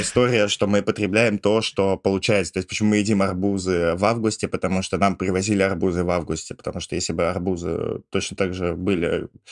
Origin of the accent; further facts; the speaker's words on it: Ivanovo, Ivanovo Oblast, Russia; moved away; я был из Иванова